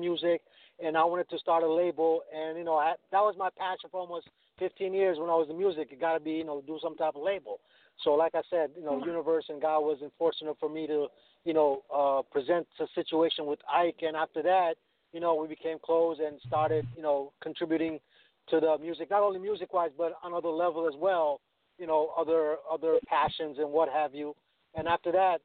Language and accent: English; New York City, New York, United States; I'm from Brooklyn